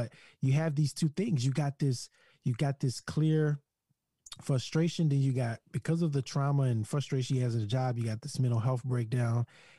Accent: Louisiana, United States; Yeah, Louisiana, the sheriff's deputy.

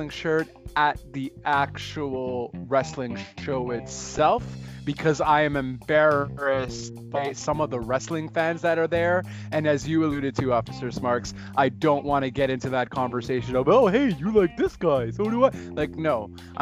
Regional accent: Canada; I'm Canadian

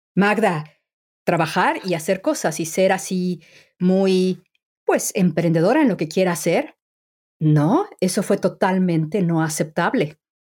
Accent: Mexico; moved away as an adult; now in England; soy mexicana

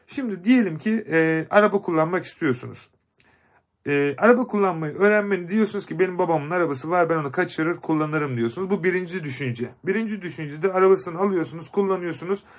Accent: Kars, Kars Province, Turkey; moved away; Kars'a geleceğiz. Ee, memleketim.

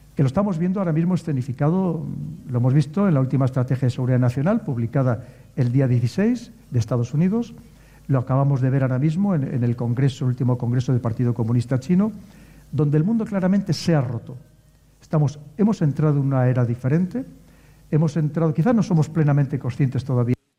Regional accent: León, Castile and León, Spain; Yo como soy de León

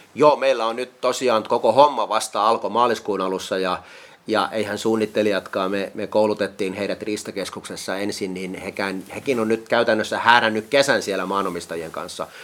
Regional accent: Kuortane, South Ostrobothnia, Finland; Mä oon itse kotoisin tuolta Kuortaneelta Etelä-Pohjanmaalta

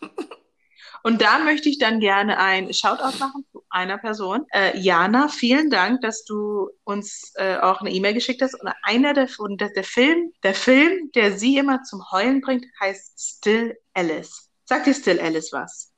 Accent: Germany; ich bin in Deutschland aufgewachsen, bin seit 95 hier

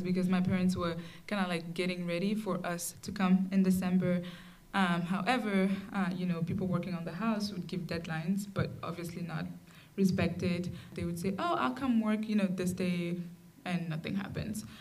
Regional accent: Burkina Faso; I'm from Burkina Faso

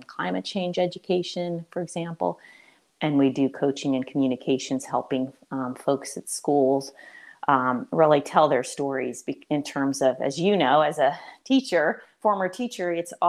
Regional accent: Boyertown, Pennsylvania, United States; moved away as an adult; also born or lived in Boston; my roots in Boyertown, because just growing up in a small town, now it's no longer a small town

